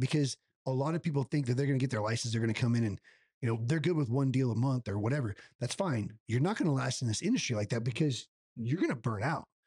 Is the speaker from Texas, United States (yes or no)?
yes; La Vernia, Texas, United States; I'm partners in a gym in my hometown of Lavernia where I currently live